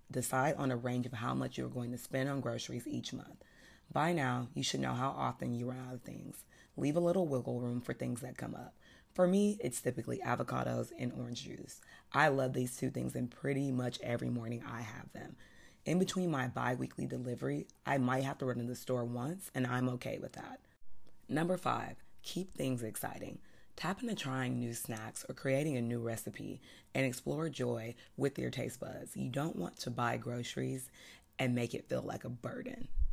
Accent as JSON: {"language": "English", "region": "the South", "country": "United States", "said": "I'm from the South"}